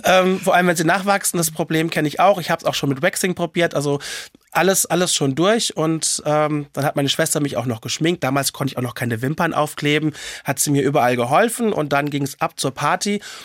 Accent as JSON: {"language": "German", "town": "Mainz", "region": "Rhineland-Palatinate", "country": "Germany", "said": "ich komme ja aus Mainz und als Mainzer Mädche"}